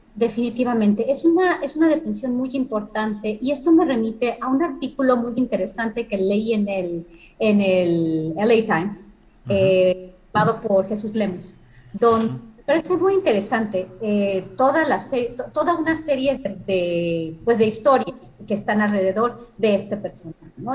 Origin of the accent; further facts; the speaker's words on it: Mexico; como mexicanos